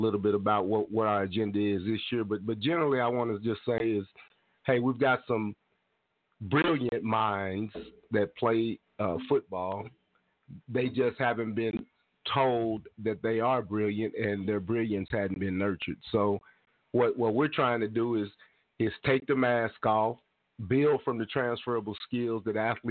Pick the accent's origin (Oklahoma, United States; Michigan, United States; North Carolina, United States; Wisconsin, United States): Oklahoma, United States; Tulsa; born or raised there; also born or lived in California